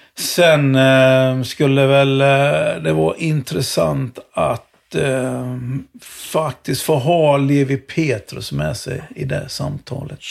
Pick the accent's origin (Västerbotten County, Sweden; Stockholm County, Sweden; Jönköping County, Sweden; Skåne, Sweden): Jönköping County, Sweden; Jönköping; moved away; Jag körde sopor några sommar när jag bodde jag växte upp i Jönköping